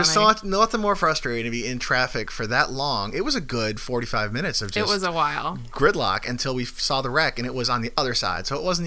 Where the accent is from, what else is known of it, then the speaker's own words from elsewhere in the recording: Illinois, United States; now in Florida, United States; I'm originally from Illinois